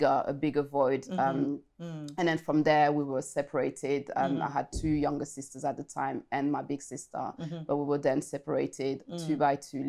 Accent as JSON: {"language": "English", "country": "France", "tie": "born or raised there", "also_born_or_lived": "Congo", "said": "I was born in France, but then I went to Congo at the age of five, if I recall it correctly. Stayed in Congo for almost, I think, 3 years"}